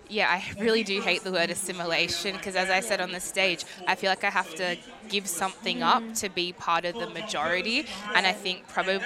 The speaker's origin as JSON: {"language": "English", "town": "Melbourne", "region": "Victoria", "country": "Australia", "tie": "born or raised there", "said": "I was born in Australia, as I said on stage, from St Albans. I'm a Westie, born and bred. But my mother is Anglo-Celtic Australian and my father's Ghanaian. He came about 30 or so years ago."}